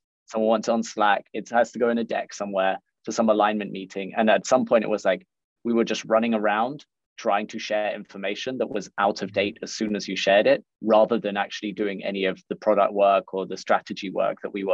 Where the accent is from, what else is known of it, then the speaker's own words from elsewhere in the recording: London, United Kingdom; moved away as an adult; now in Berlin, Germany; I'm originally from London. I've been living out in Berlin for about the last six and a half years